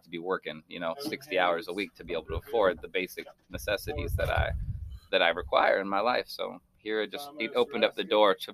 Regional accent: Baltimore, Maryland, United States; also born or lived in Los Angeles / New York City; now in Iowa, United States; the rat race that I knew so well growing up in Baltimore than LA than New York City

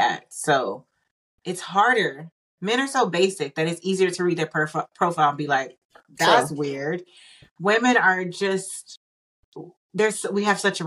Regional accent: Austin, Texas, United States; Austin, Texas. ATL in the house. That is my hometown

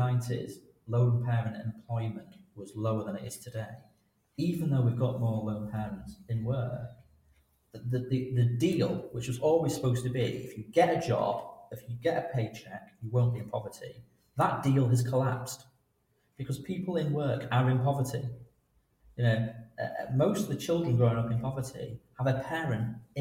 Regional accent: Salford, North West England, United Kingdom; moved away as an adult; also born or lived in Leicester; I grew up in Manchester, in Salford.

